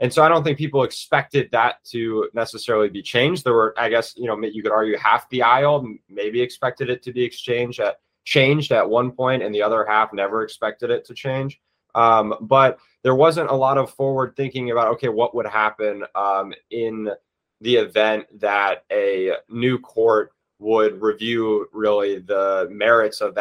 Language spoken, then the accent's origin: English; Virginia, United States; also born or lived in Florida; I'm from Virginia